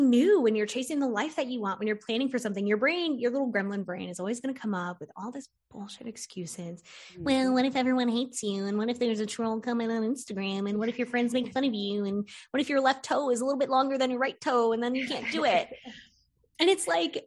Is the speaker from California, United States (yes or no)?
no; Florida, United States; I grew up in Florida